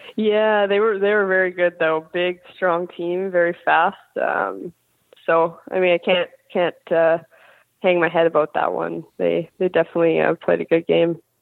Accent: Kelowna, British Columbia, Canada; now in Buffalo, United States; I grew up in Kelowna, British Columbia

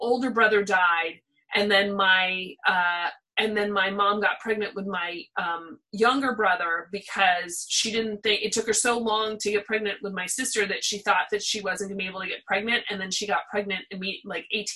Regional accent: Pasadena, California, United States; We lived in Pasadena, so we didn't live in Hollywood

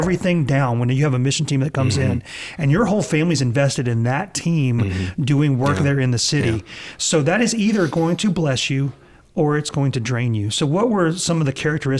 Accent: the South, United States; moved away as an adult; also born or lived in New York City; I was from the South and I loved it

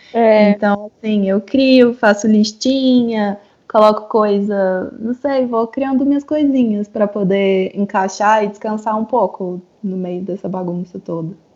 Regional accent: Brazil; moved away as an adult; also born or lived in Europe / Prague / Chile; now in San José, Costa Rica; eu saí do Brasil em 2016

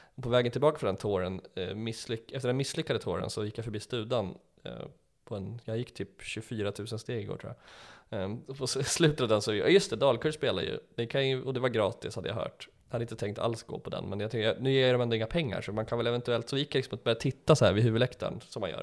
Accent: Enköping, Uppsala County, Sweden; jag växte upp i Enköpings kommun

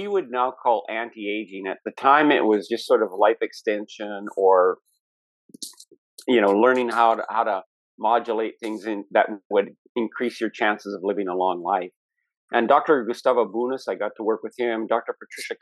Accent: Canada; being Canadian and being American

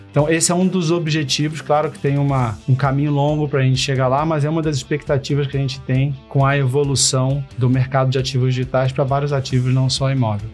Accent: Rio de Janeiro, Brazil; Eu sou carioca, né? Nascido e criado no, no Rio de Janeiro

